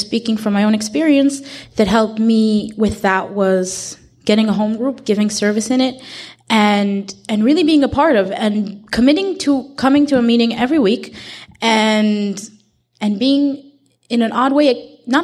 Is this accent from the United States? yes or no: no; Israel; I'm from Israel